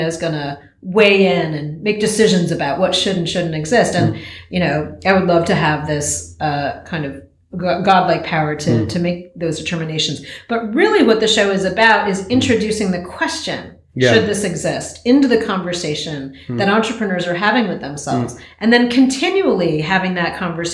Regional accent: United States; I am American

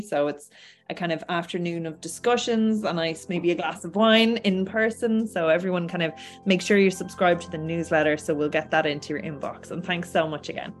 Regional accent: Ireland

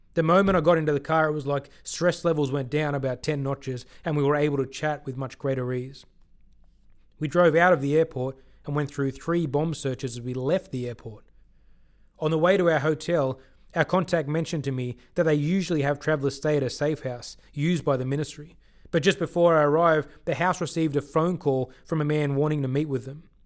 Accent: Sydney, New South Wales, Australia; also born or lived in Chennai, India / Bangalore, India; I grew up in Sydney, Australia, and was the only black kid in school until I was about sixteen

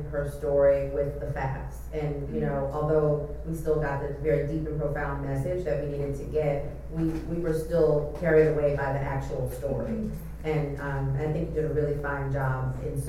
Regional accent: New Orleans, Louisiana, United States; now in Oakland, United States; I'm from New Orleans, but I've lived in the Bay Area for many years now

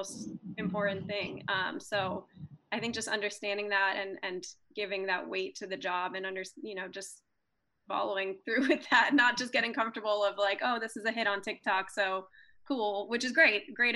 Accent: Michigan, United States; I'm a Indian girl from Michigan that has no ties to music industry

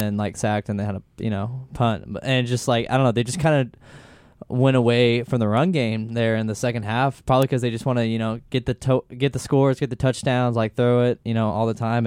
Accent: Houston, Texas, United States; my hometown city, Houston, Texas, H-Town all the way

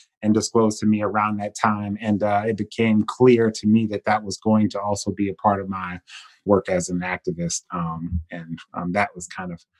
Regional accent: Cleveland, Ohio, United States; I'm from Cleveland, Ohio

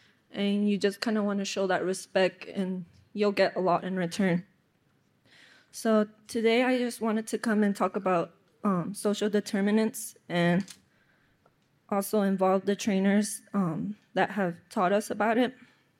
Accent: Pueblo of San Felipe, New Mexico, United States; I come from the Pueblo of San Felipe. I'm 21 years old.

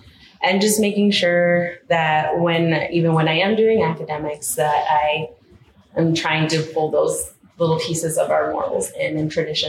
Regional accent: the South, United States; now in Minnesota, United States; I didn't go to school systems here. I grew up in the South.

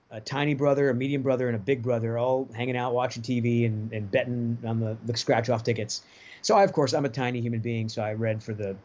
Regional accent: Rhode Island, United States; also born or lived in Los Angeles, California; now in Nashville, United States; I'm from Rhode Island originally

